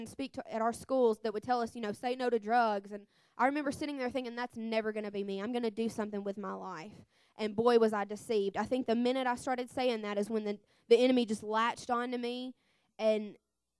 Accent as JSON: {"language": "English", "region": "Mississippi", "country": "United States", "said": "I'm 23, and I'm from Mississippi. I was born and raised in a Christian family."}